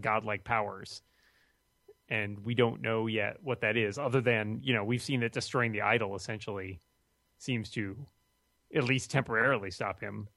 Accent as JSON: {"language": "English", "town": "Boston", "region": "Massachusetts", "country": "United States", "tie": "born or raised there", "said": "my hometown of Boston."}